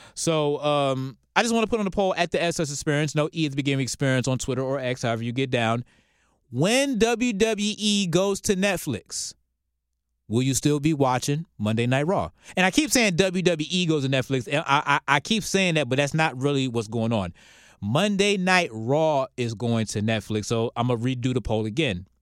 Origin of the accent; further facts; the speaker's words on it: Norfolk, Virginia, United States; my hometown of Norfolk, Virginia